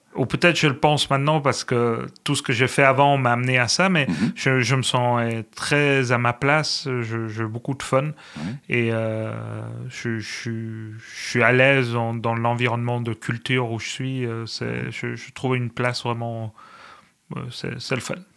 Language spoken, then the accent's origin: French; Spain; now in Canada; Je suis espagnol